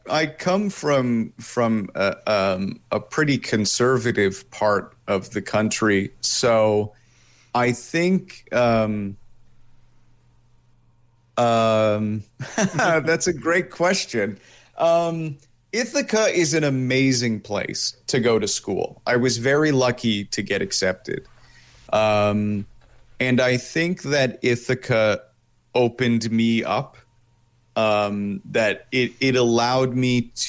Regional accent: Italy; born there; also born or lived in Japan; I was actually born in Italy, and oh. then yeah, so two uh, American parents, but I was born in Italy, and then I spent time living in Japan.

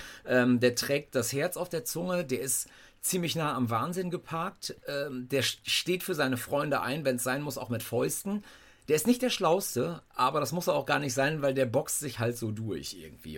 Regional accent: North Rhine-Westphalia, Germany; ich äh, bin Westfale

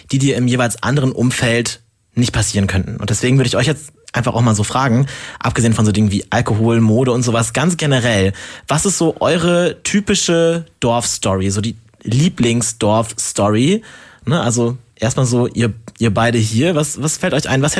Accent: Northern Germany, Germany; Wir kommen halt beide aus dem Norden.

